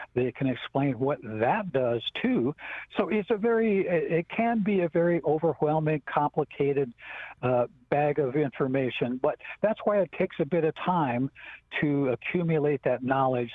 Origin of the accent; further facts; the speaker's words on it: Rosebud Reservation, South Dakota, United States; I'm from the Rosebud Reservation